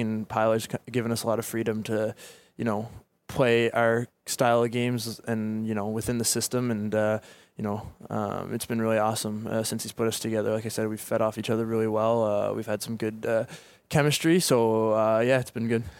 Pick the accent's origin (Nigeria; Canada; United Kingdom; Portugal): Canada; Halifax, Nova Scotia; also born or lived in Dartmouth, Nova Scotia; my hometown. So I've been, I've been there ever since I wanna say five years old